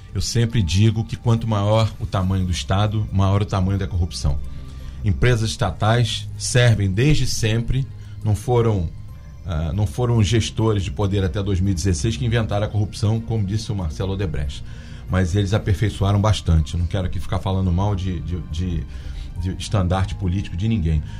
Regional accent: Angra dos Reis, Rio de Janeiro, Brazil; aqui na minha, na minha terra, por exemplo, que é Angra dos Reis, que minha família está aqui há 91 anos, eu só vi meu pai trabalhar e eu comecei a trabalhar com ele desde os 8 anos

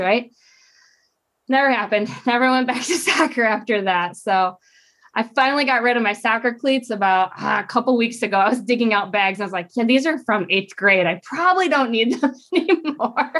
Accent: Michigan, United States; moved away as an adult; also born or lived in Idaho; I grew up in Michigan, little state

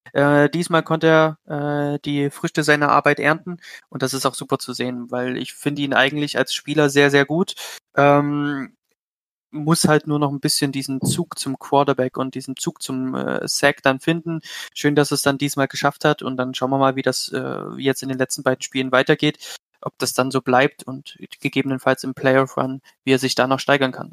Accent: Leipzig, Saxony, Germany; kommen tue ich aus Leipzig.

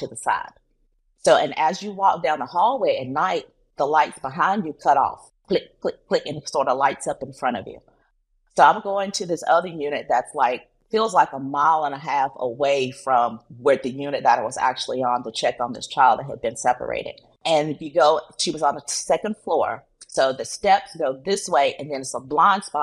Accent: North Carolina, United States; moved away; I'm originally from North Carolina

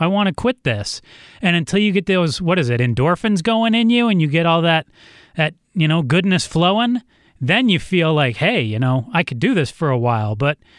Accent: Ann Arbor, Michigan, United States; moved away as an adult; now in Phoenix, United States; been here for 20 years now, you know, more than half my life, and Ann Arbor in Michigan is where I'm from, and that'll always be my hometown, but Arizona's my home

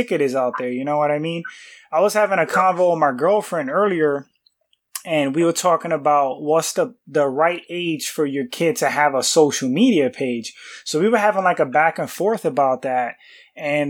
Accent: New York, United States; I'm from New York too, so this is how I grew up

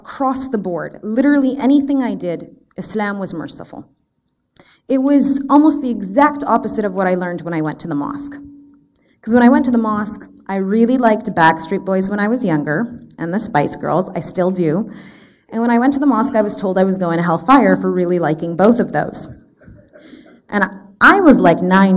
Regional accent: Canada; I was born and raised actually in Canada. I have the honor of being a Canadian

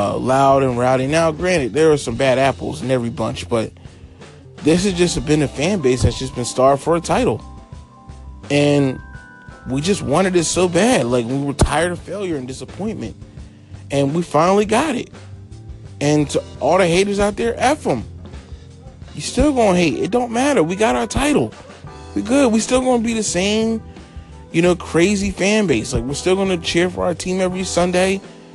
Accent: Philadelphia, Pennsylvania, United States; Well, we're from Philly.

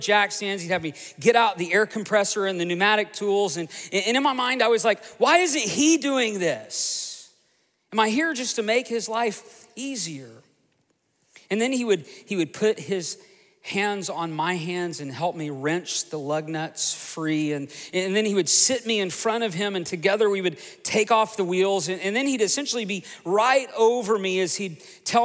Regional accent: Tulsa, Oklahoma, United States; also born or lived in Broken Arrow, Oklahoma; I grew up just outside of Tulsa, Oklahoma, on 80 beautiful acres.

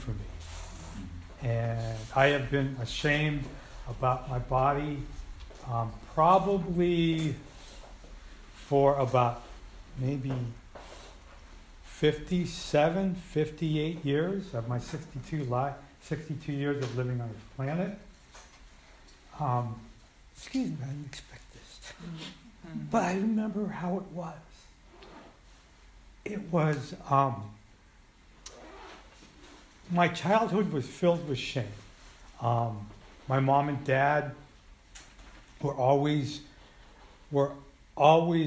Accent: Colma, California, United States; also born or lived in San Francisco; I grew up in Colma and had a lot of family in the city. I grew up on the Muni

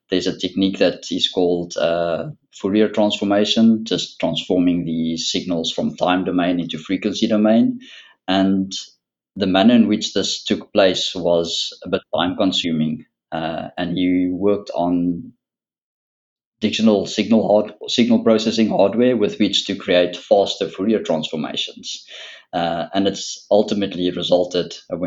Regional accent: South Africa; moved away as an adult; now in Netherlands; Originally, I am from South Africa

